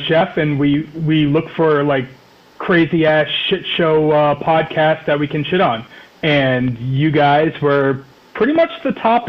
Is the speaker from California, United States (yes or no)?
no; Rhode Island, United States; I'm from Rhode Island.